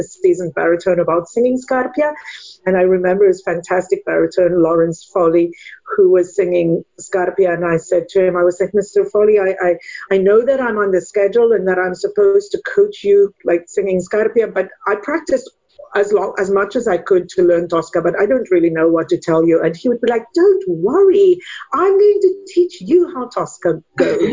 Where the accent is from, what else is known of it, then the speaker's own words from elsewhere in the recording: South Africa; English is a second language; moved away as an adult; now in United States; I'm from South Africa originally, and studied piano and musicology at the University of Stellenbosch